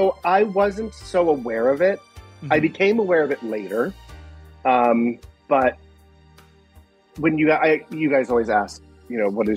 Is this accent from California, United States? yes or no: no; Rochester Hills, Michigan, United States; accent: Midwesterner; moved away; also born or lived in Detroit, Michigan; I was born in Detroit, but I was raised in a town called Rochester or Rochester Hills.